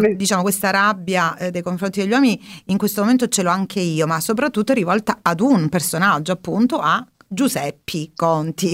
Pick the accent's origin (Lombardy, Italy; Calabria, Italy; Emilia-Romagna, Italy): Calabria, Italy; accent: Calabrian; quanto espressivo il nostro dialetto e la nostra lingua